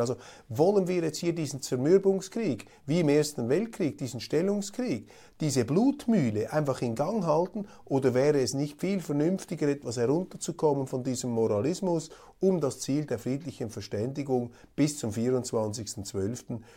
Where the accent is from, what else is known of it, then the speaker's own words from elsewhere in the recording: Switzerland; als Schweizer